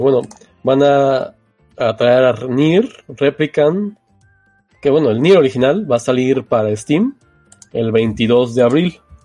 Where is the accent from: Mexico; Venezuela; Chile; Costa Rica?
Mexico; somos de México